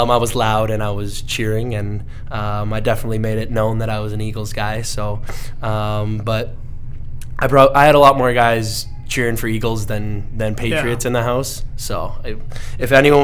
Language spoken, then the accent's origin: English; Canada; As a Canadian